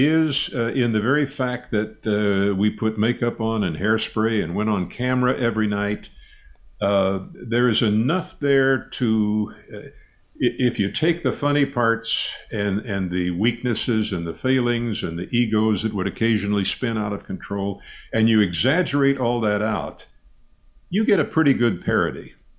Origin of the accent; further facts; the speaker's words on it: Midwest, United States; I grew up in the Midwest, kind of the lower Midwest, and my mother was from the South.